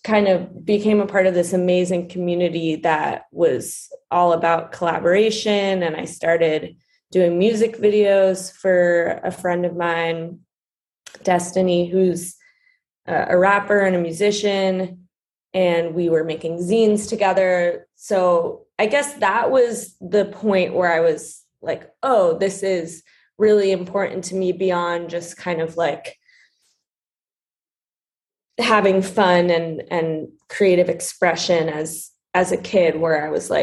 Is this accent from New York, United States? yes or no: yes; New York City, New York, United States; I'm from New York City. I grew up in Brooklyn